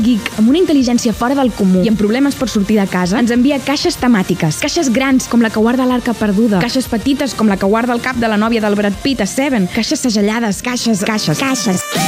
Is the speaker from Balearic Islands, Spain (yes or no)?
no; Reus, Catalonia, Spain; sóc de Reus